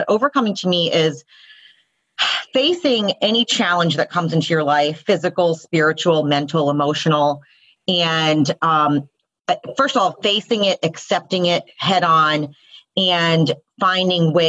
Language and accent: English; the South, United States; I'm a first generation Indian woman born and raised in the South